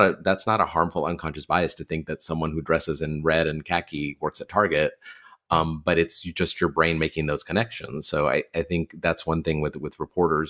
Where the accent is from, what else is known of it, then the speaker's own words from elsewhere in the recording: Texas, United States; I'm from Texas